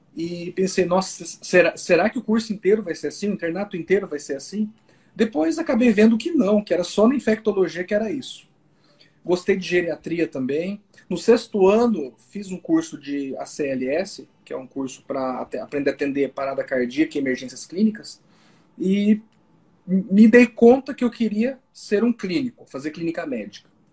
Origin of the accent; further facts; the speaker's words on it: Londrina, Paraná, Brazil; now in Maringá, Brazil; Eu sou londrinense, sou, sou paranaense, eu sempre morei no Paraná